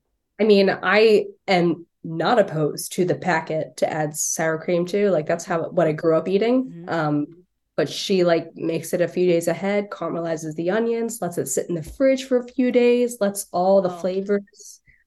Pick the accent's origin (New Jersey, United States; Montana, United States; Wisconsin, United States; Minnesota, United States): New Jersey, United States; accent: Philly; I'm from South Jersey. And so I never think that I have an accent, but sometimes I get called out for, I guess it would technically be like a Philly accent